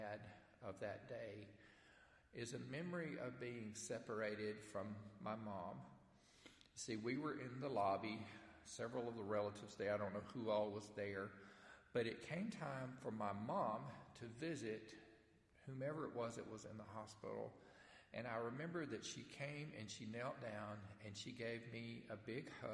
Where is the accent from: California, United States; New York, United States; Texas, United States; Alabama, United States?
Alabama, United States; Stevenson; I grew up in Stevenson, Alabama